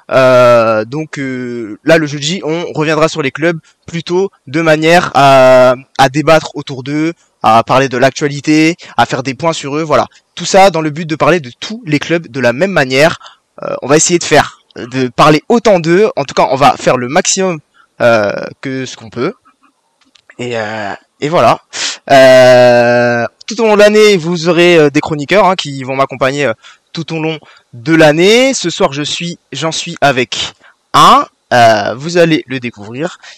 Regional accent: Lille, Hauts-de-France, France; Mon coup de gueule, du coup, bah, en tant que Lillois, je vais parler quand même

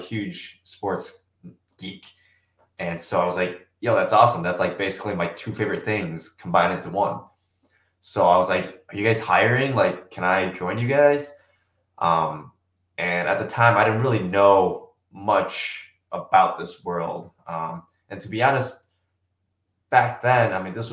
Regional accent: Germantown, Wisconsin, United States; I grew up just outside Milwaukee from Germantown. So been in Wisconsin basically my entire life

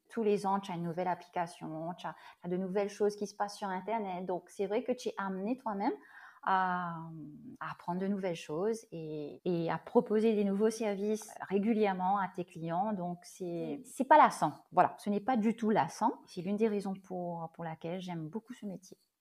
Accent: Mauritius; je suis mauricienne et oui, je vis à l'île Boris.

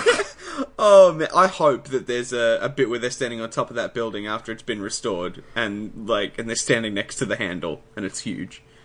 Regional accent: Australia; we didn't think that we would have as much Australian pride as we've ended up having

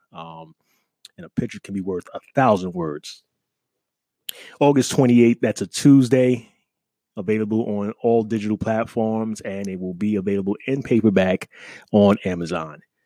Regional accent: New York City, New York, United States; moved away; I'm from New York City

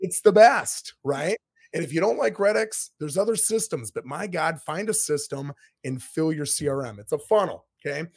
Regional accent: Minnesota, United States; moved away as an adult; now in Florida, United States; I'm from Minnesota. I lived there till I was twenty-seven years old.

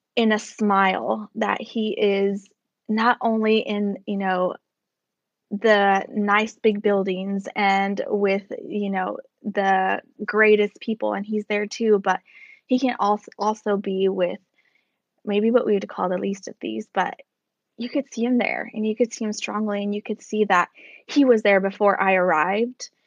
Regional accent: United States; as an American

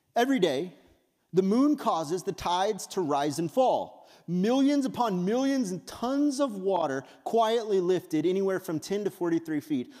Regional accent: West Texas, United States; I grew up in West Texas

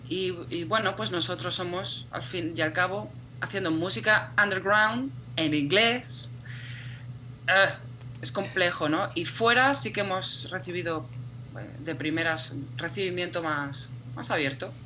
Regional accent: Madrid, Community of Madrid, Spain; Yo soy de Madrid y he vivido siempre en Madrid

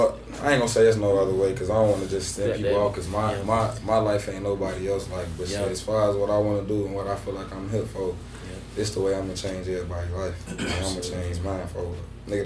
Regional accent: Chicago, Illinois, United States; moved away as an adult; now in Des Moines, United States; I'm from Chicago.

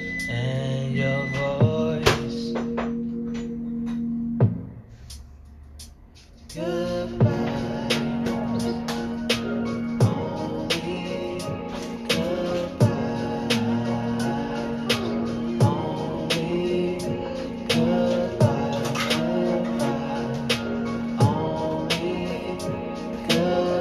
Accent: Michigan, United States; I'm from Michigan

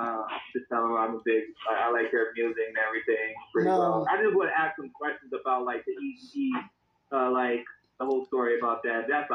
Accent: Cleveland, Ohio, United States; we're not from, like, you know, where everybody's from. We're from Cleveland. Like, we're kind of, like, just stuck in the middle here

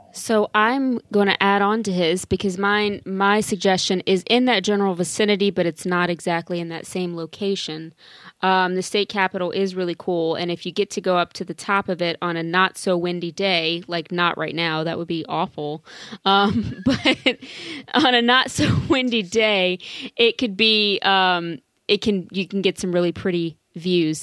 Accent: South Louisiana, United States; growing up in Louisiana, South Louisiana

